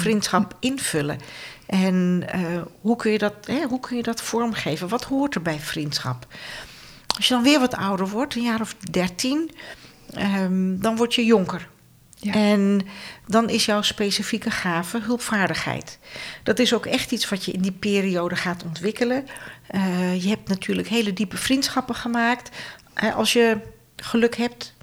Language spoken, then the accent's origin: Dutch; Friesland, Netherlands; Ik kom uit het noorden